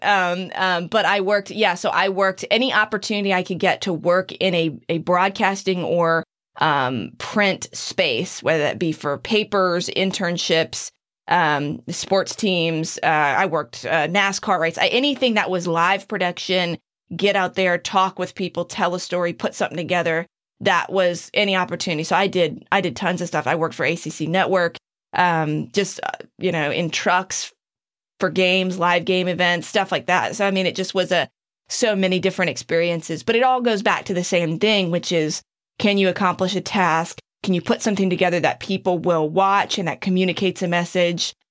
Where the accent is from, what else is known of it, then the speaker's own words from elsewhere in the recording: Kill Devil Hills, North Carolina, United States; moved away; in my hometown, in my area